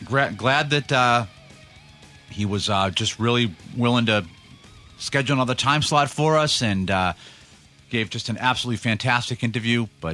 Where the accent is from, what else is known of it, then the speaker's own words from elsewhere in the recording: United States; I grew up in America